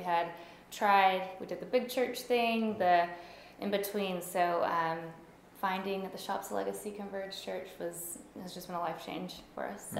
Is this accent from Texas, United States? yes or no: yes; Carrollton, Texas, United States; I'm from the Carrollton area, so local Texan all my life.